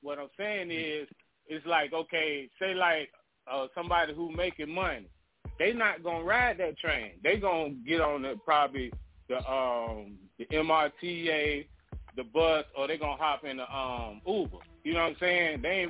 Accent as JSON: {"language": "English", "region": "New York", "country": "United States", "said": "Yeah, I was going to say, because I'm from New York, and when you ride them subways, it's just like any other city."}